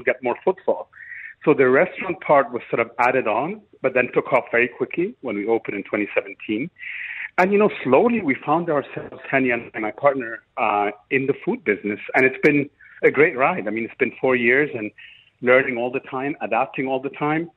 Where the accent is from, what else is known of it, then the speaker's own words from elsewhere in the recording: Cairo, Cairo Governorate, Egypt; moved away as an adult; now in Dubai, United Arab Emirates; where I grew up, which is Cairo, Egypt, where I'm from